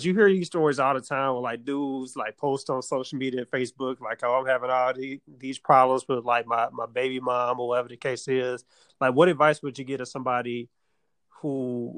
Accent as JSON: {"language": "English", "town": "Little Rock", "region": "Arkansas", "country": "United States", "tie": "born or raised there", "said": "I was born in Little Rock"}